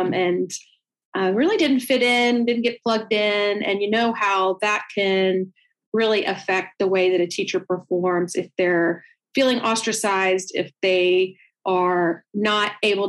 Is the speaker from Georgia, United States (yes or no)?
yes; Atlanta, Georgia, United States; I'm from Atlanta